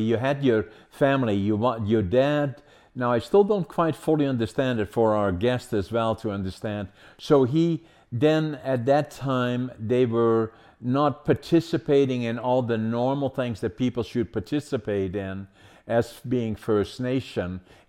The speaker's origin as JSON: {"language": "English", "country": "Netherlands", "tie": "born there", "said": "I was born in Holland during the Second World War. I was born in 1940, liberated by the Canadians, actually, in April the 12th, 1945."}